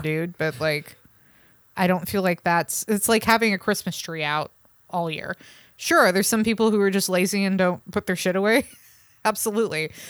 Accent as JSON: {"language": "English", "area": "San Francisco Bay Area", "region": "California", "country": "United States", "tie": "born or raised there", "said": "I grew up in the San Francisco Bay Area"}